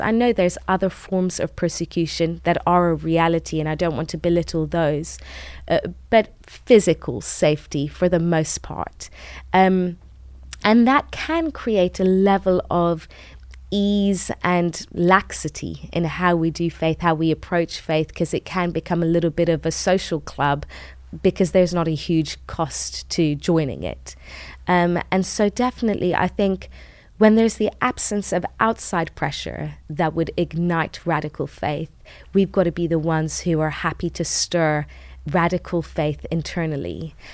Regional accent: United Kingdom; also born or lived in Tehran, Iran; And so we moved to the U K when I was five.

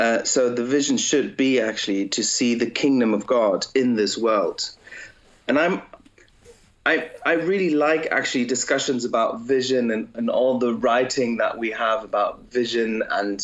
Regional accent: Germany; I was raised in Germany, and I was born in Germany, but my parents spoke English

